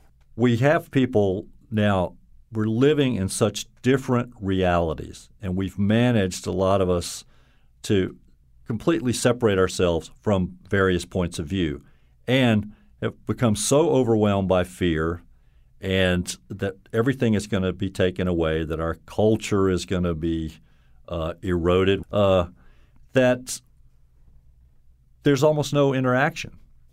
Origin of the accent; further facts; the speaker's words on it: the South, United States; now in Connecticut, United States; But, you know, I'll always identify as a Southerner.